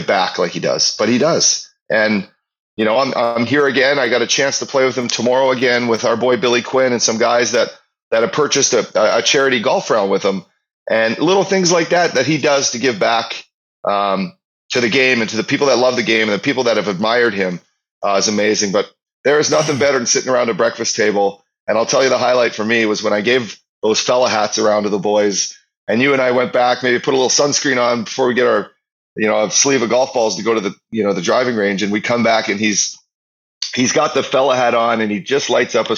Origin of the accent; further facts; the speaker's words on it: Northern Alberta, Canada; we're both from Northern Alberta